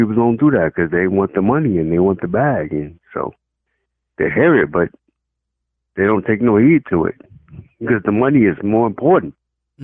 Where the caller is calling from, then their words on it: Charlotte, North Carolina, United States; I'm calling from Charlotte.